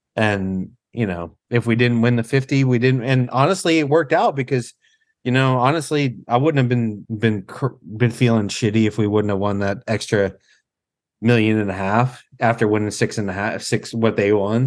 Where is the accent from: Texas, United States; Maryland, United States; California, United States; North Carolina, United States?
Maryland, United States; Ocean City; to have it right in my hometown